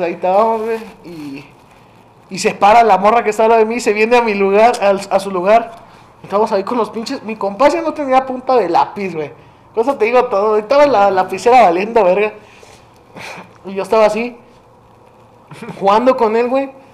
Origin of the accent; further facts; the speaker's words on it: northern Mexico, Mexico; Yo sí soy norteño